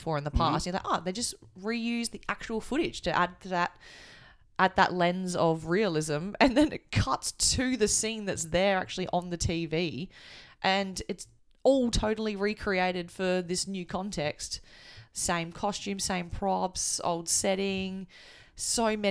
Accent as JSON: {"language": "English", "country": "Australia", "tie": "born or raised there", "said": "I've grown up, you know, in Australia"}